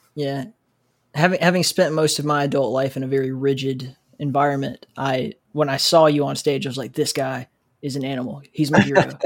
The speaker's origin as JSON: {"language": "English", "region": "South Alabama", "country": "United States", "tie": "born or raised there", "said": "I grew up in South Alabama"}